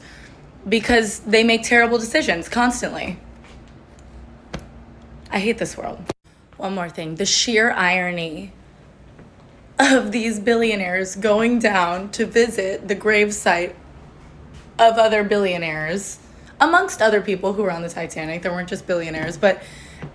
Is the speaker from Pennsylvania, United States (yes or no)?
no; New York City, New York, United States; I grew up in Williamsburg, Brooklyn